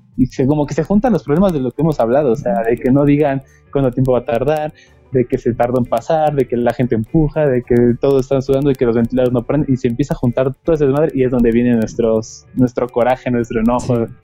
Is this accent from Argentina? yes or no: no; Mexico; somos mexicanos